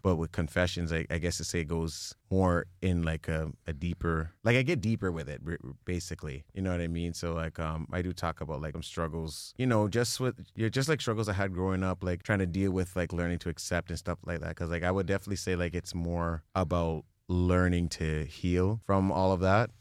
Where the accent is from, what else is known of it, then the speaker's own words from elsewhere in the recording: Mississauga, Ontario, Canada; now in Brampton, Canada; I was, like, born and raised in Mississauga area